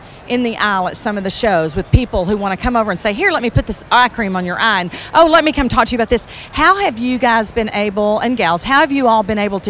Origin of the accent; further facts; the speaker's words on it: Central Texas, United States; I'm from Central Texas